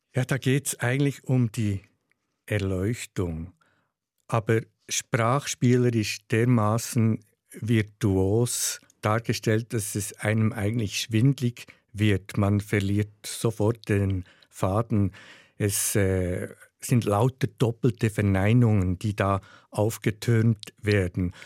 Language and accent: German; Switzerland; accent: Swiss German dialect; first language Swiss German